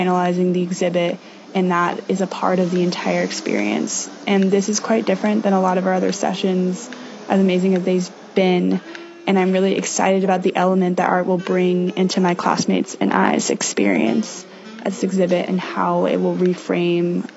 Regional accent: Bainbridge Island, Washington, United States; I am from Bainbridge Island, Washington

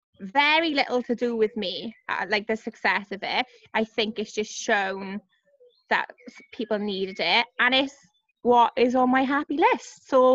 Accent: Cardiff, Wales, United Kingdom; It was growing up in Cardiff.

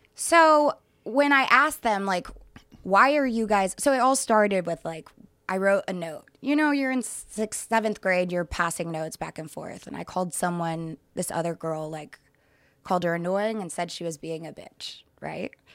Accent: Dallas, Texas, United States; moved away; I grew up in Texas, Dallas, Texas

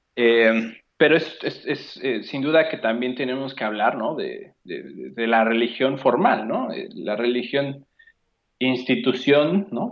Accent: Mexico

